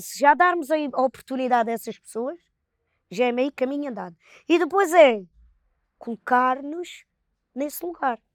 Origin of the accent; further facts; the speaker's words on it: Palmela, Setúbal, Portugal; nós somos de, de Palmel, né? uma vila, um conselho